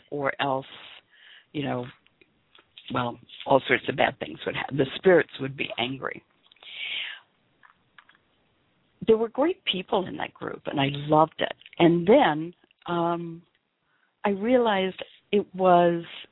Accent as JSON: {"language": "English", "town": "Memphis", "region": "Tennessee", "country": "United States", "tie": "born or raised there", "said": "I grew up in the South. I was born and raised in Memphis, a small community"}